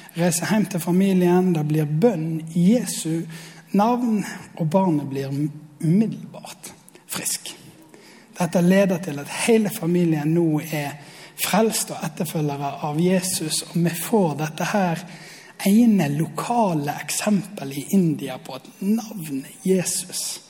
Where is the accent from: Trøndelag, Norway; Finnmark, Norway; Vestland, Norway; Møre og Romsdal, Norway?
Vestland, Norway; Osterøy; jeg kommer fra Osterøy.